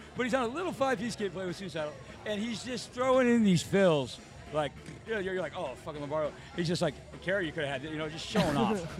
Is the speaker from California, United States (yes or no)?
yes; Bay Area, California, United States; when I grew up in the Bay Area.